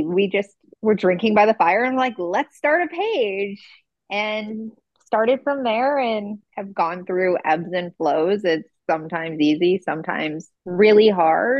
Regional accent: Ohio, United States; now in California, United States; I live in California, but I'm originally from the Midwest, from Ohio

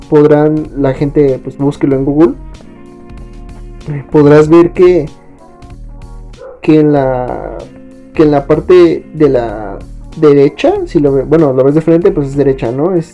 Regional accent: State of Mexico, Mexico; somos del Estado de México, pegados a la ciudad.

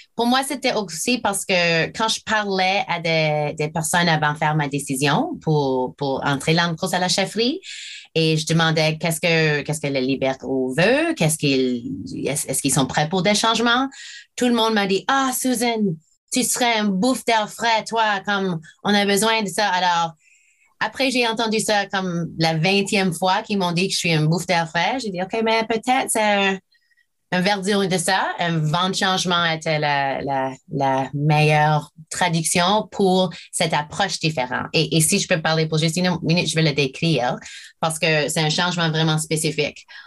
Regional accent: Fredericton, New Brunswick, Canada; French is a second language; j'ai appris le français ici à Fredericton. Ah, je commençais à Connaught Street School, une, école primaire ici

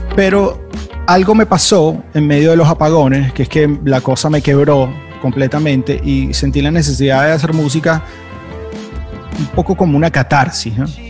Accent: Venezuela; pensaba en mi país, pensaba en Venezuela

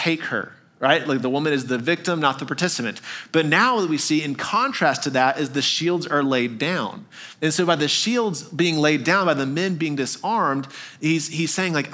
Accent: Texas, United States; also born or lived in Arkansas; now in Tennessee, United States; I grew up in Texas, a lot of deer around

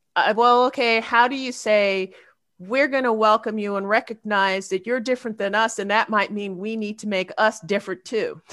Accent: United States; I'm a black person, I'm an academic, I'm an American

